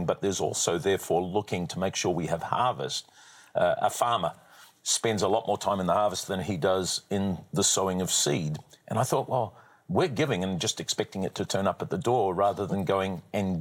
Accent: New Zealand; I'm a New Zealander by birth

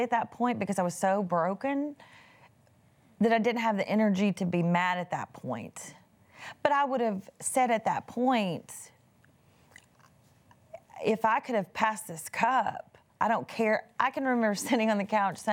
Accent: East Texas, United States; I was raised in East Texas.

